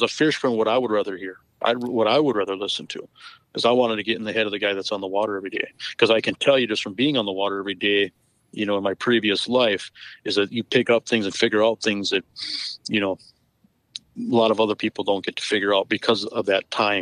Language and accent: English; Western North Dakota, United States; also born or lived in Devils Lake, North Dakota; I grew up in Western North Dakota, fishing Lake Sakakawea and the Missouri River system